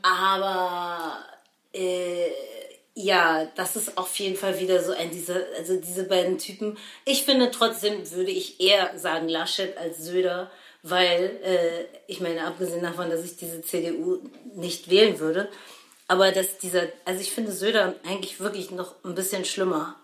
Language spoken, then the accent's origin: German; Berlin, Germany; wir kommen aus Berlin